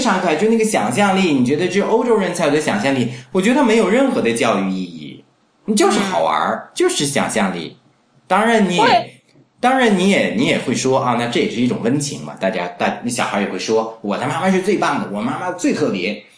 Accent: China; 那这是我们中国人喜欢的

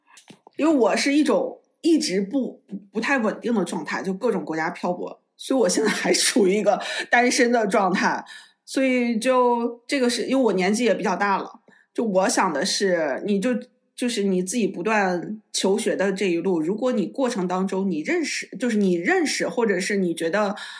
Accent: Netherlands; Chinese is a second language; 作为我一个荷兰人来讲，我觉得荷兰语和挪威语有很多相近的地方。

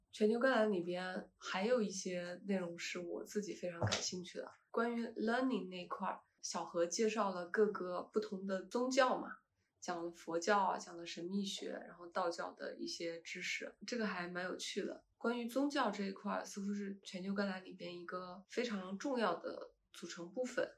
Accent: China; 我是从中国来的

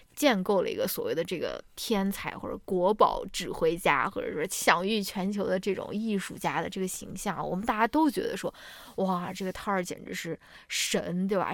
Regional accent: China; 我们中国人从小没有这种质疑权力的这种教育了

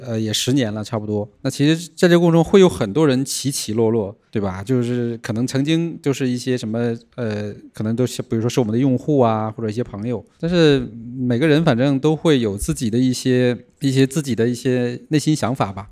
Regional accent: Northeast China, China; moved away as an adult; also born or lived in Guangzhou; now in Shenzhen, China; 我从东北来南哦。方，第一个落脚的地方也是广州

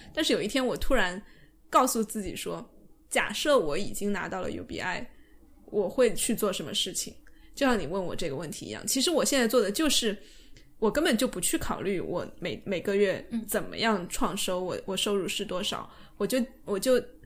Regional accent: China; 我们中国人

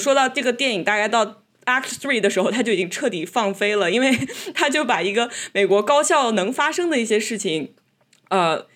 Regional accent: China; 虽然我们在中国长大

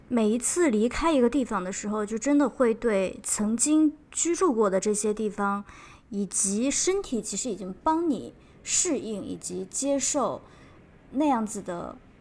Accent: Xi'an, Shaanxi, China; moved away as an adult; also born or lived in Nanning; 我家乡的人会，真的是会比较豪爽一些，或者更朴实一啊些

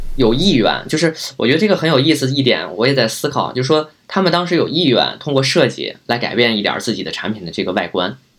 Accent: Beijing, China; also born or lived in Guangzhou; 本身我也是北京人，可能家里就是有房

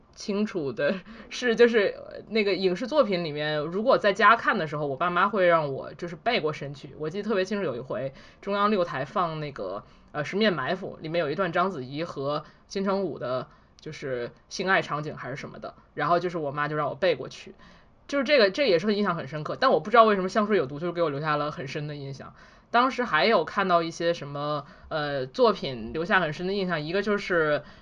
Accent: China; moved away as an adult; 我在国内的时候接触关，关于色情的东西基本上都是以文字为主

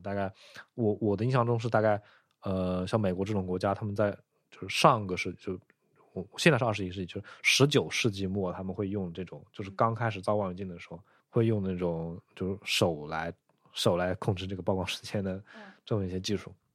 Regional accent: southern China, China; 因为我是一个南方人，很少去北方

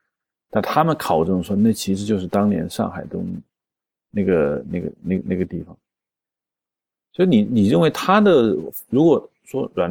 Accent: China; 那问题是我们中国人自己拍上海也拍成了那样，反而跟外国人拍的一样的，就很奇怪

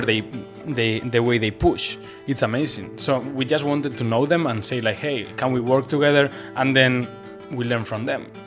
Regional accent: Basque Country, Spain; first language Basque; English is a second language; now in Shanghai, China; I come from the Basque country. It's the north part of Spain

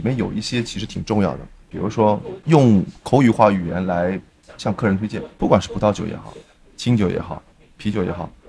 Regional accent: China; 我们中国人在处理海鲜类的

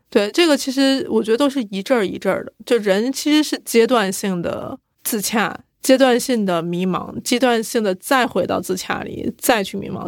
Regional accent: China; 咱们是中国人

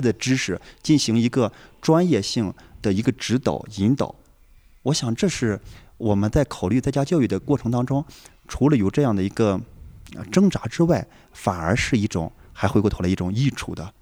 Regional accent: northern China, China; also born or lived in Xi'an; 是正儿八经地出生在 中国北方的一个农村。那我在西安接受的高等教育，我的爱人也是在济南接受的大学的，呃，学习

